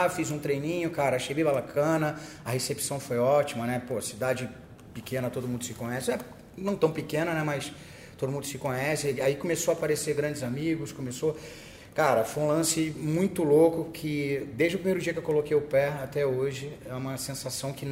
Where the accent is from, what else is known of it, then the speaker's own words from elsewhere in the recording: Petrópolis, Rio de Janeiro, Brazil; É, eu sou de Petrópolis, né? Muitos sabem disso.